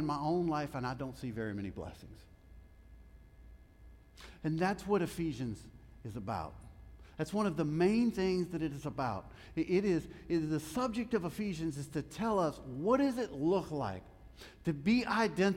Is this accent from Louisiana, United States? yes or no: yes; Louisiana, United States; I'm from Louisiana